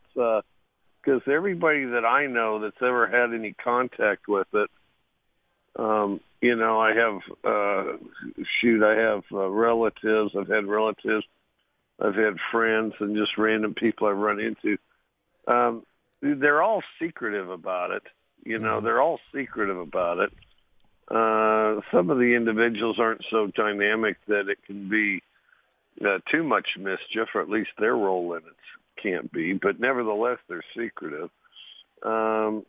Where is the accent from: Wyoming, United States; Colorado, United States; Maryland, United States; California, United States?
Wyoming, United States; Cody; moved away; I grew up in Cody, Wyoming.